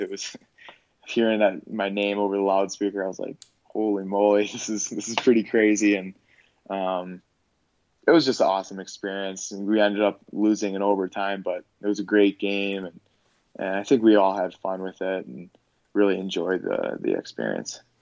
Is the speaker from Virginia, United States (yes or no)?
no; Park Ridge, Illinois, United States; moved away as an adult; now in Madison, United States; I grew up in Park Ridge, Illinois